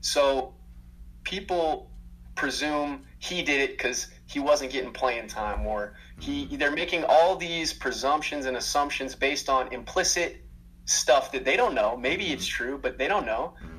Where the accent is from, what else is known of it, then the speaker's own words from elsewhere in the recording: Minnesota, United States; also born or lived in Georgia; And I'm from Minnesota, man, from Minnesota and Georgia.